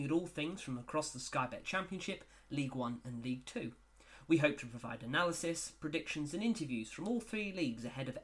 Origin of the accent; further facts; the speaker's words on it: just outside of Yeovil, Somerset, South West England, United Kingdom; moved away as an adult; also born or lived in York; I'm originally from just outside of Yeovil, but with all my family growing up around Yeovil for many, many years. But actually no longer live in Somerset. I moved away to York for university and never really came back